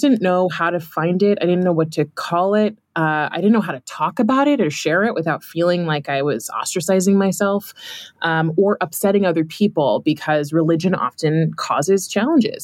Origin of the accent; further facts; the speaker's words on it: California, United States; I grew up in California